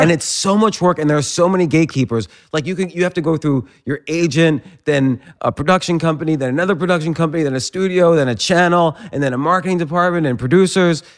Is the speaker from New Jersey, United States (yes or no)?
yes; New Jersey, United States; moved away; also born or lived in Pittsburgh; I grew up in, uh, New Jersey